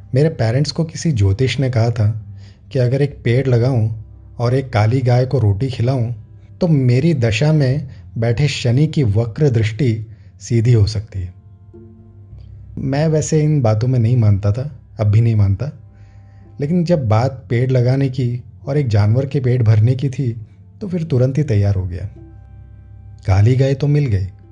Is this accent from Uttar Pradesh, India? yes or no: no; Vadodara, Gujarat, India; सारा बचपन गोरवा वडोदरा के उस सरकारी स्कूल में कटा